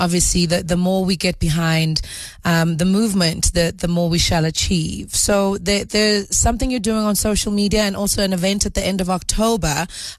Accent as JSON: {"language": "English", "country": "South Africa", "said": "as a South African people, we are very deep-rooted in our culture, we are deep-rooted in our heritage"}